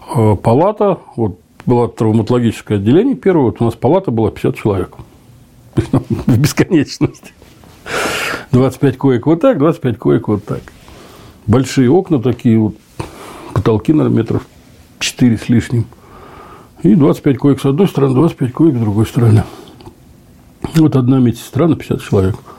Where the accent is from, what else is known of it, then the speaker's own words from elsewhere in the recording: Zelenograd, Moscow, Russia; Я говорю, из Москвы. Ну, из Москвы подразумеваю, я всем говорю, что я из Зеленограда.